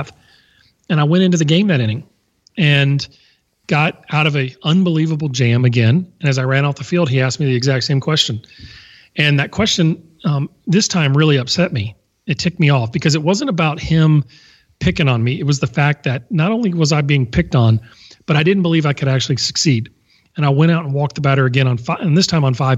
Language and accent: English; Baton Rouge, Louisiana, United States; I'd waited 4 years in my hometown to play at LSU